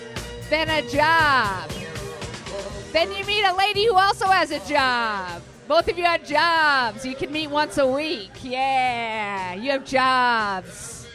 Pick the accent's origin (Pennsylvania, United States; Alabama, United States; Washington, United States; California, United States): Washington, United States; Bremerton; West of Seattle.